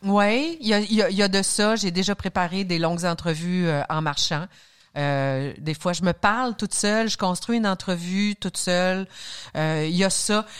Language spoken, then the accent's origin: French; Saguenay, Quebec, Canada; moved away; also born or lived in Alma, Quebec; j'ai grandi à Arvida, un nom de ville qui n'existe plus, qui a été avalé par certaines fusions, qui est devenu Jonquière, qui est devenu Saguenay